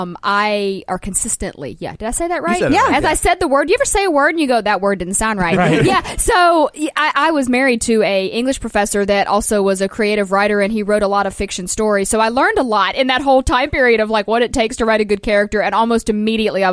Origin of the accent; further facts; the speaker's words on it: the South, United States; I'm from the South, and we didn't have snow